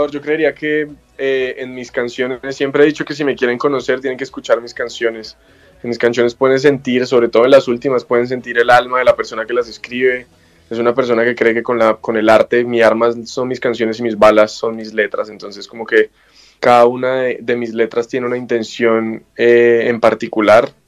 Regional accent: Colombia; de aquí han salido pues muchas de las músicas tradicionales que tenemos nosotros como colombianos.

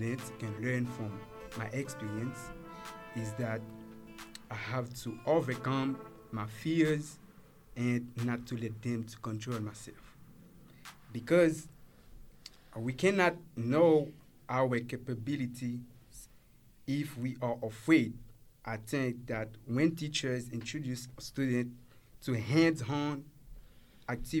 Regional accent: Haiti; first language Haitian Creole; English is a second language; I grew up speaking my mother tongue, which is Creole, and being Haitian.

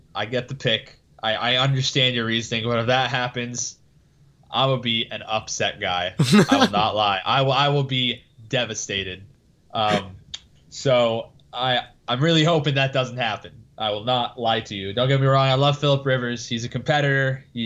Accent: Danville, United States; You got the former Danville High School quarterback, my hometown, Trent Sherfield

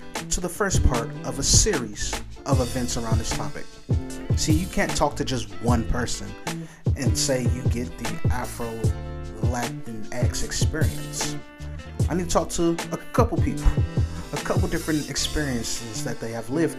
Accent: Los Angeles, California, United States; also born or lived in Compton; growing up in South Central LA and Compton

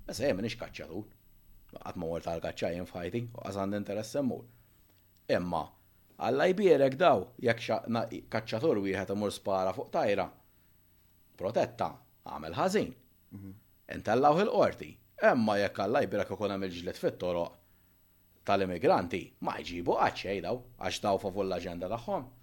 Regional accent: Malta; konna nsifru aħna l-Maltin

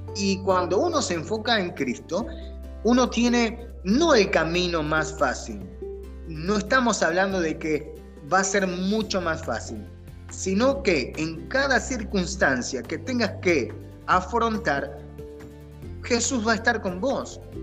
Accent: Argentina; now in United States; como decimos en Argentina

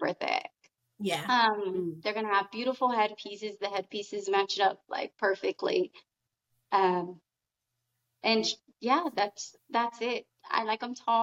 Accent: Austin, Texas, United States; I'm from Austin, Texas

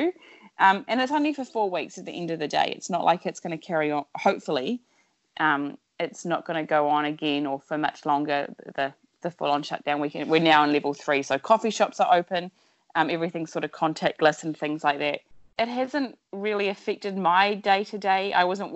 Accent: New Zealand; moved away as an adult; also born or lived in Sydney / Washington, D.C. / Jakarta; I'm originally from New Zealand, born and bred

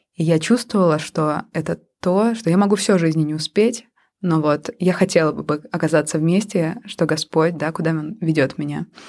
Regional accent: Pushkino, Moscow Oblast, Russia; moved away as an adult; now in Helsinki, Finland; я родилась в маленьком подмосковном городке э, Пушкина

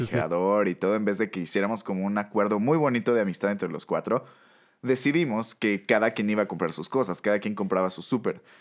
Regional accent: Mexico; como buenos mexicanos

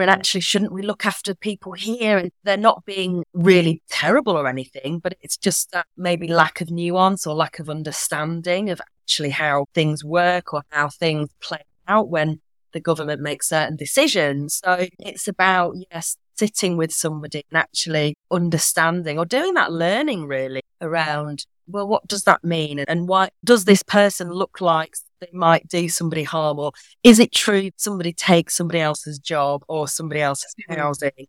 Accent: Yorkshire and the Humber, United Kingdom; now in Manchester, United Kingdom; I'm from Yorkshire

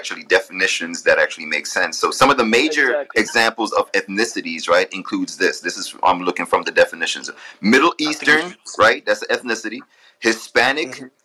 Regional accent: Jamaica; I was born in Jamaica, so I'm African with the nationality of Jamaican

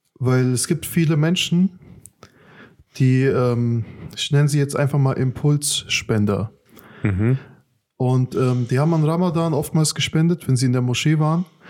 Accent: Afghanistan; now in Germany; in meinem Herkunftsland ist sehr, sehr krasse Armut in Afghanistan.

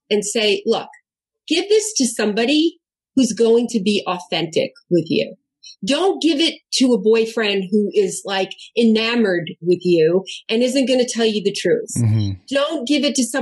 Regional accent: New York, United States; also born or lived in Southern New Jersey / Ann Arbor, Michigan; now in California, United States; I'm from New York. I'm Italian.

